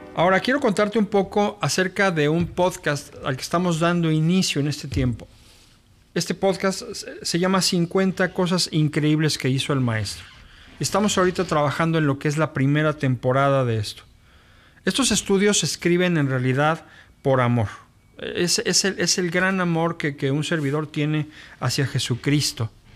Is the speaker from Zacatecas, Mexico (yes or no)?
no; Mexico City, Mexico; moved away as an adult; now in Monterrey, Mexico; yo soy originario de la Ciudad de México pero tengo radicando acá en la ciudad ya pues 22 años acá.